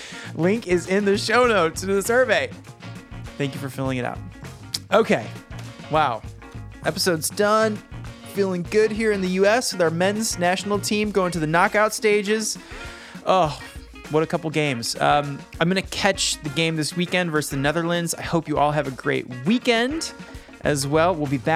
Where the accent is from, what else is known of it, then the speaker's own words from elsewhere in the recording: Michigan, United States; Michigan, my home state